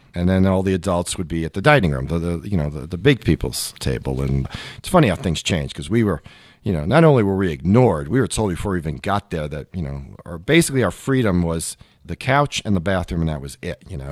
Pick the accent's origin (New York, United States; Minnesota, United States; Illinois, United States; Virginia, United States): New York, United States; New York City; I grew up in Queens, which is one of the five boroughs of New York City.